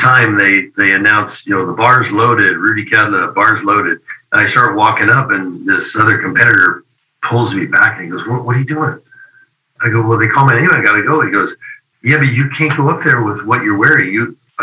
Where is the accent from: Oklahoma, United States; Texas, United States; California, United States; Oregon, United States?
Oregon, United States; commercial gym in my hometown there in Oregon